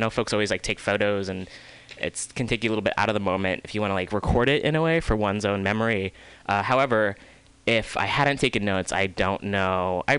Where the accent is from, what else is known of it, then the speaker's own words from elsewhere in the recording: Oakland, California, United States; born there; also born or lived in Chicago; because I was born in Oakland, and I was born in the Bay Area, and then my family moved out to Chicago, the suburbs of Chicago, in like 83 84